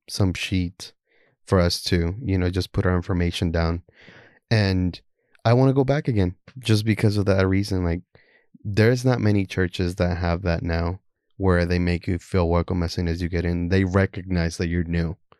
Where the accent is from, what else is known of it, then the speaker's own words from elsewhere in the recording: Houston, Texas, United States; also born or lived in Guatemala; I'm from Houston, Texas.